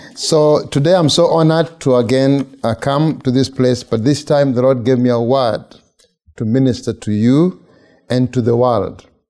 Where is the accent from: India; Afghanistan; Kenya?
Kenya; moved away as an adult; now in United States; I'm from Kenya. I've been here since August of 2013